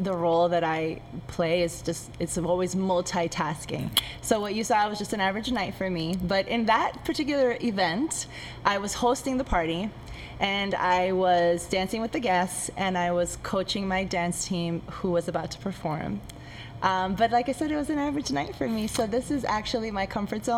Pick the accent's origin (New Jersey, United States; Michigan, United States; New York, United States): New Jersey, United States; I was born here in Jersey